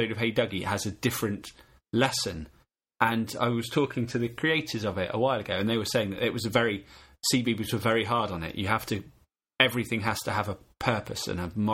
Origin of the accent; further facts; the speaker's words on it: England, United Kingdom; I'm English